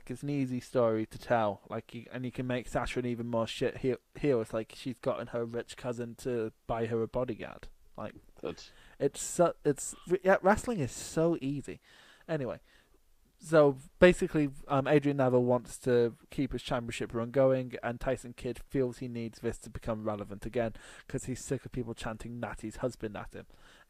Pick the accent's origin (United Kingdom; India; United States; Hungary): United Kingdom; Newcastle, North East England; Yeah, I'm from Newcastle.